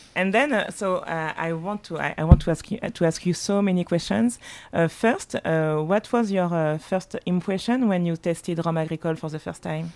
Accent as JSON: {"language": "English", "country": "Martinique", "tie": "born or raised there", "second_language": "English", "moved": "yes", "lives_now": "Paris, France", "said": "I was born in Paris, but, uh, but I grew up, uh, partly in Paris and partly in Martinique."}